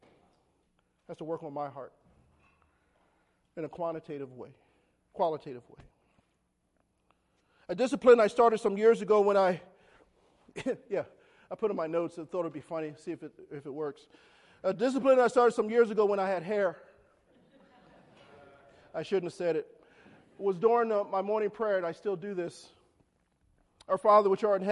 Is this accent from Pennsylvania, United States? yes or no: yes; Philadelphia, Pennsylvania, United States; when I was growing up in North Philly